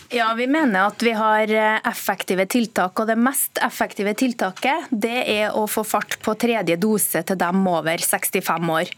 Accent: central Norway, Norway; I Midt-Norge, der jeg kommer fra

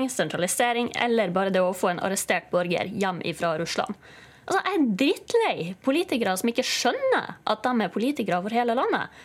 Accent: Northern Norway, Norway; Vi har vært nødt til å finne oss i mye i Nord-Norge. Og vi står den jo av, sånn som vi sier.

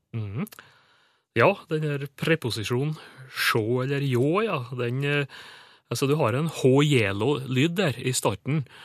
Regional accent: Indre Nordmør, Møre og Romsdal, Norway; det er faktisk heimkommunen min, med det Olvundeiet på Indre Nordmør

